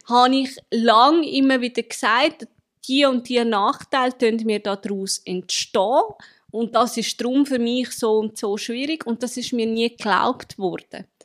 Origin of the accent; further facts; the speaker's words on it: Zurich, Switzerland; ich komme aus Zürich.